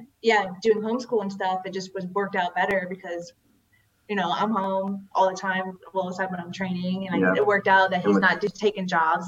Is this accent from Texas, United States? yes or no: no; Florida, United States; also born or lived in Canada; I did grow up most of my life in Florida